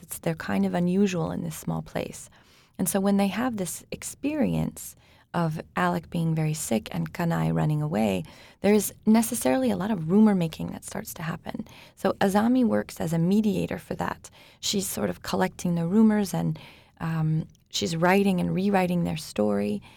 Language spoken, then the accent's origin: English; United States; now in Switzerland; I'm an American living in Switzerland